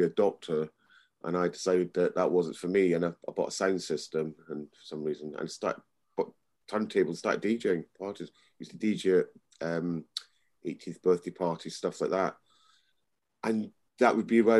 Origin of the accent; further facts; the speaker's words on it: Edinburgh, Scotland, United Kingdom; I was brought up in Scotland, in Edinburgh